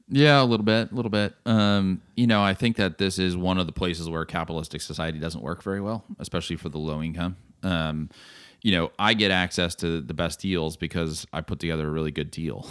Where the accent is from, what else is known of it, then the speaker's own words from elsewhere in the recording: Texas, United States; as a Texan